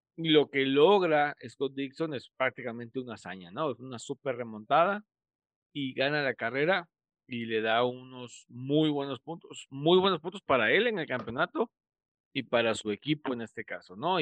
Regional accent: Mexico; como mexicanos

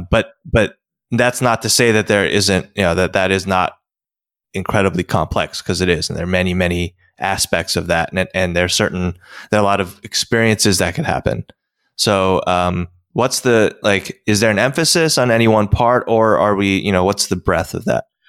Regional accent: United States; also born or lived in South Korea; I know America

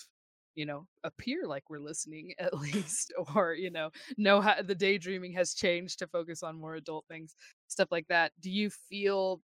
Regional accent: Texas, United States; we grew up in, you know, very small Texas towns

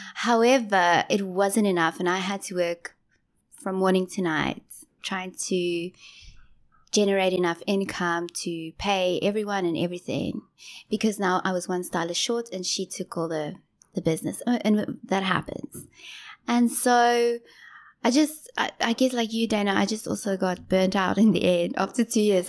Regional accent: Johannesburg, Gauteng, South Africa; moved away as an adult; also born or lived in Durban, South Africa / Ballito, South Africa; now in Ho Chi Minh City, Vietnam; So, I grew up in Joburg

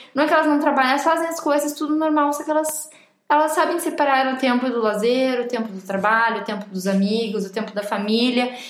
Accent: Rio Grande do Sul, Brazil; moved away as an adult; also born or lived in Coimbra, Portugal; now in Lisbon, Portugal; nós duas somos gaúchas

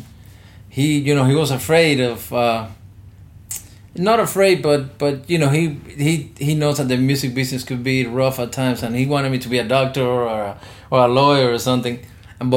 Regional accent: Havana, Cuba; moved away; I was born in Havana, and my father is a musician as well

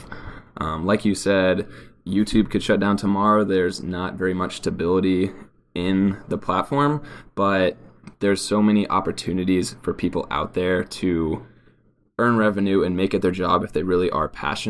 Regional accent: Kansas City, Kansas, United States; moved away as an adult; now in Los Angeles, United States; I grew up in Kansas City, Kansas, or around the area of Kansas City, Kansas

